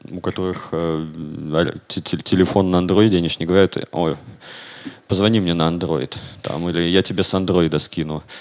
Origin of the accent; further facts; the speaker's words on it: Siberia, Russia; внутри страны я себя идентифицирую как сибиряк.